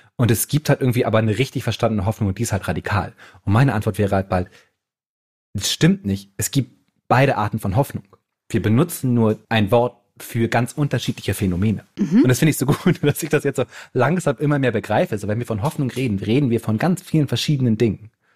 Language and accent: German; Bremen, Germany; Ich komme ja aus Bremen